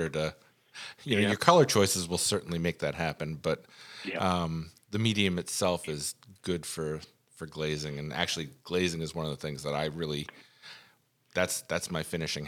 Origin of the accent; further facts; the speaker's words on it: Rockland County, New York, United States; moved away; also born or lived in Orange County, New York / Geneseo, New York / Rochester, New York; I'm a New York boy. I was born in Orange County, spent most of my life in Rockland County, went to school in Geneseo, and lived in Rochester.